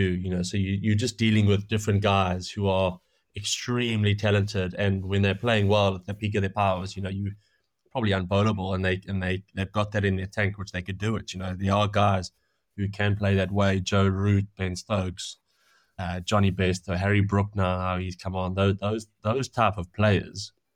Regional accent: South Africa; moved away as an adult; also born or lived in Manchester; now in England; growing up in South Africa

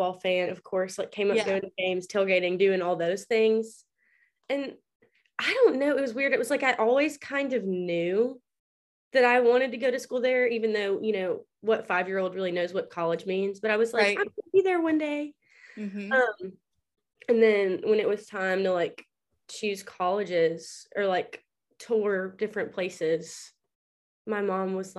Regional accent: Gadsden, Alabama, United States; I'm from Gadsden, Alabama, but I'm a junior at the University of Alabama

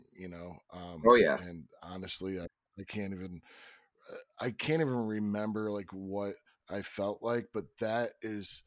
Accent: Chicago, Illinois, United States; also born or lived in Philadelphia; now in Vermont, United States; I live in Vermont now, but I grew up in Chicago

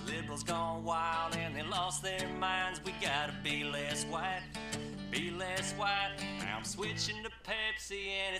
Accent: Mississippi, United States; I'm from Mississippi.

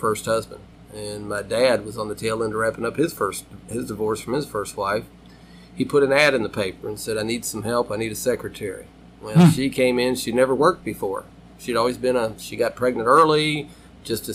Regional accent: Louisville, Kentucky, United States; born and raised in Fern Creek

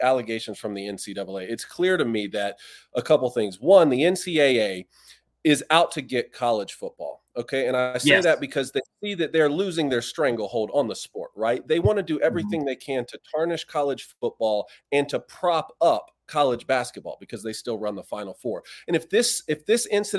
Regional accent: South Georgia, United States; moved away as an adult; also born or lived in Michigan; I'm from South Georgia

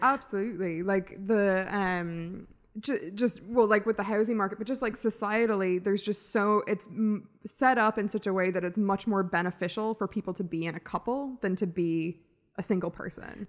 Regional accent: United States; now in Ireland; as an American, I didn't obviously grow up here

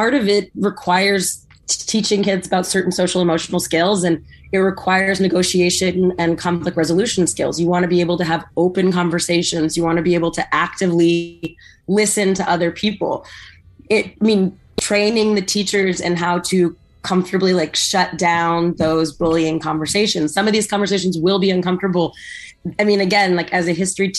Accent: San Diego, California, United States; I grew up in San Diego, where a huge majority of the kids at our school were Hispanic, because we're right next to the border with Mexico

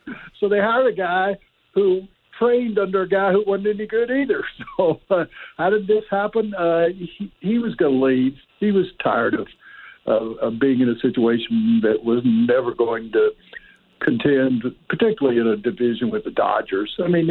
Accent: Memphis, Tennessee, United States; now in Colorado Springs, United States; I grew up in Memphis as a Cardinals fan when the Cardinals were terrible in the 50s

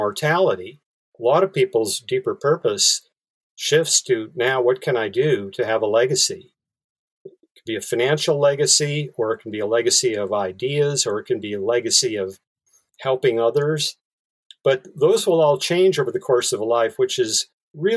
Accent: Bismarck, North Dakota, United States; now in San Francisco Bay Area, United States; I grew up in Bismarck, North Dakota

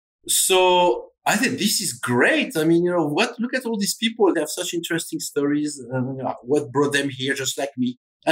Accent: Normandy, France; now in United States; Yeah. So growing up in Normandy is actually interesting because, as you know, Normandy is, some would say, in the middle of nowhere. It is 3 hours away from Paris

